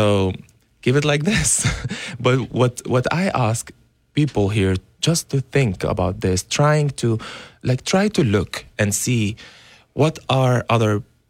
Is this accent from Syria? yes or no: yes; Syria; English is a second language; moved away as an adult; I am from Syria. I grew up there